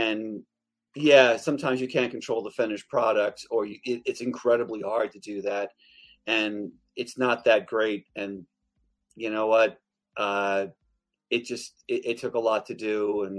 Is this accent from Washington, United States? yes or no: no; Long Island, New York, United States; I grew up in Long Island, New York. We butcher the English language.